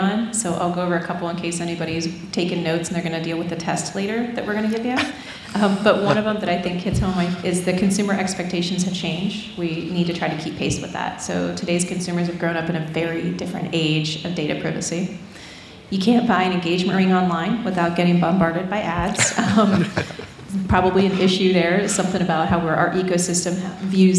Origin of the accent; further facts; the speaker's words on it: United States; I'm American